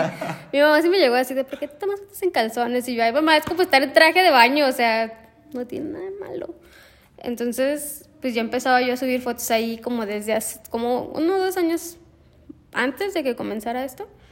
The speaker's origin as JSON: {"language": "Spanish", "town": "Guadalajara", "region": "Jalisco", "country": "Mexico", "moved": "as an adult", "lives_now": "Celaya, Mexico", "said": "soy de Guadalajara. Estudié artes visuales en la Universidad de Guadalajara, mi alma mater."}